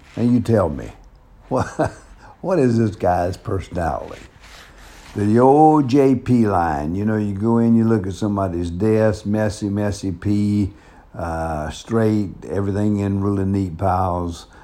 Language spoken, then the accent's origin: English; the South, United States; accent: southern; moved away; also born or lived in Denver; my southern accent